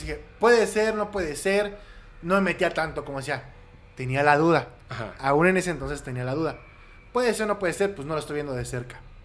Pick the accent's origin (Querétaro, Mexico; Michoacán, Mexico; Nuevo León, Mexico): Querétaro, Mexico; also born or lived in Mexico City; yo viví en Querétaro, bueno, yo nací en la Ciudad de México y a los siete años mis, papás me llevaron a vivir a Querétaro y estudié primaria, secundaria y prepa